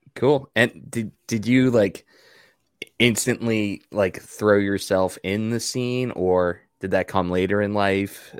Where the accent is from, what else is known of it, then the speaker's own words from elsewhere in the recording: Long Island, New York, United States; growing up in the Northeast, it's, it's a smaller label, but for me on Long Island